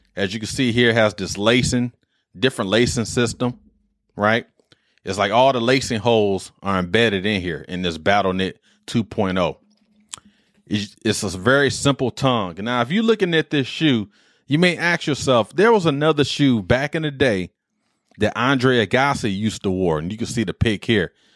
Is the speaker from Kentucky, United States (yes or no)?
no; Detroit, Michigan, United States; I'm from Detroit